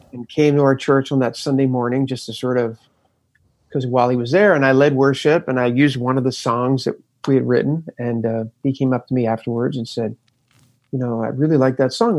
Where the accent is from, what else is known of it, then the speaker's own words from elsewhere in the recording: Camden, New Jersey, United States; I was born right outside of Philadelphia, basically Philadelphia in Camden, New Jersey